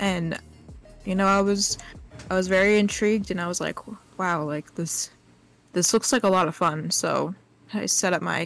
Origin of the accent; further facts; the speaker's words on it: New Jersey, United States; I grew up in North Jersey and currently living there right now